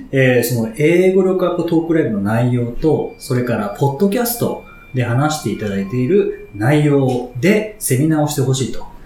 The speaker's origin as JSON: {"language": "Japanese", "region": "Kanto", "country": "Japan", "tie": "born or raised there", "said": "僕も関東出身なので"}